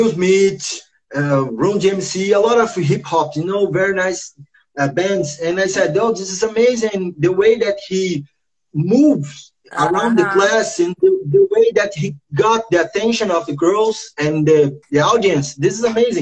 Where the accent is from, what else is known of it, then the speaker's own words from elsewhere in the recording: Rio de Janeiro, Brazil; English is a second language; I was born here in Rio, in the first favela, Morro da Providência